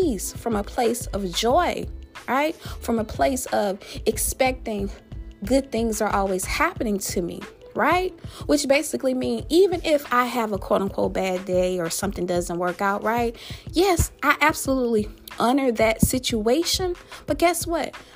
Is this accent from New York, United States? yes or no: no; Louisiana, United States; my home state, that boot state of Louisiana